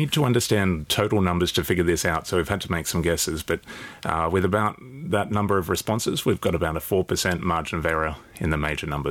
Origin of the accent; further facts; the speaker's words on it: New South Wales, Australia; I'm from New South Wales